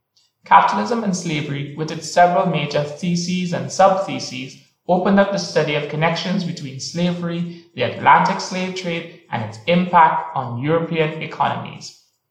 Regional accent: Trinidad & Tobago; moved away as an adult; now in Oxford, United Kingdom; I am from Trinidad and Tobago in the Caribbean, and I've been based in Oxford for the past 2 years.

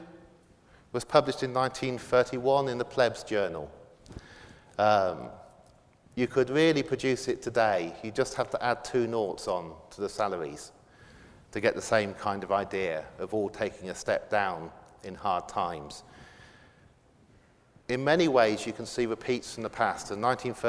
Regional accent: Oxford, South East England, United Kingdom; growing up in Oxford East

